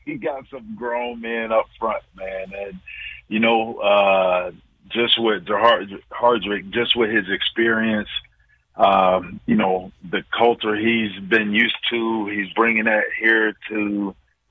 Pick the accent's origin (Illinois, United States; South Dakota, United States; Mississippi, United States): Mississippi, United States; I'm from Mississippi, Batesville